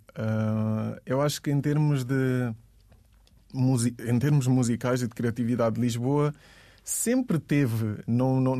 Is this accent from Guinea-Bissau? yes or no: yes; Guinea-Bissau; eu digo que sou da Guiné-Bissau, ninguém sabe onde é que é.